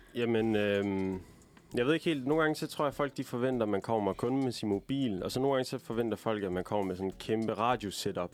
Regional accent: Aalborg, North Denmark Region, Denmark; jeg er fra Aalborg

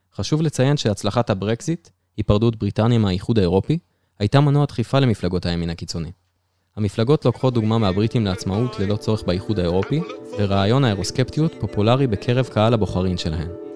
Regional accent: Israel; אצלנו בישראל

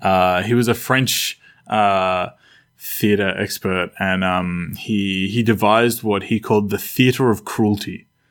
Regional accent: Australia; where I grew up, Australia

